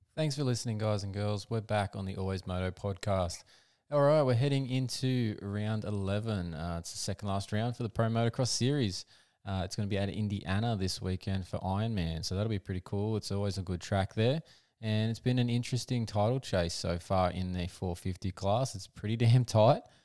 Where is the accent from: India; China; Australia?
Australia; as an Aussie